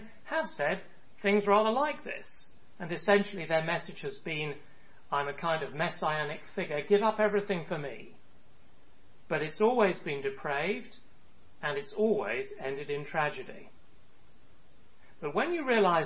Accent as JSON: {"language": "English", "country": "United Kingdom", "moved": "yes", "said": "my home country, the UK"}